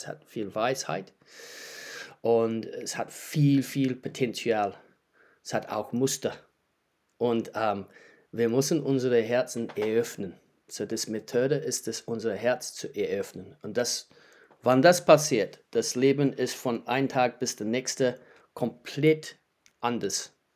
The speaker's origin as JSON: {"language": "German", "country": "New Zealand", "also_born_or_lived": "Heidelberg, Germany / Wellington, New Zealand", "second_language": "German", "moved": "as an adult", "lives_now": "Germany", "said": "Ich lebe seit 15 Jahren in Deutschland. Ich komme aus Neuseeland"}